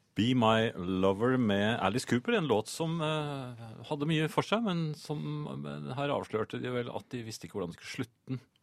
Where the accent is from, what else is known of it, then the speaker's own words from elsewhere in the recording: Bærum, Akershus, Norway; jeg kommer jo fra, fra Bærum jeg, den gangen.